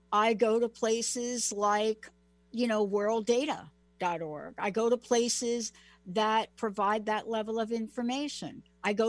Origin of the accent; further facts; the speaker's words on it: United States; also born or lived in New Jersey; I come from New York. I mean, I'm from New York and New Jersey